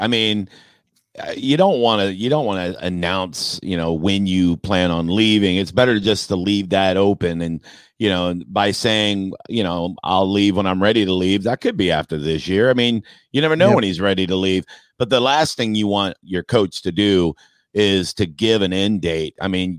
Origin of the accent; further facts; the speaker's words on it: Tampa, Florida, United States; born and raised in Tampa, passionate Bucs fan, season ticket holder for years.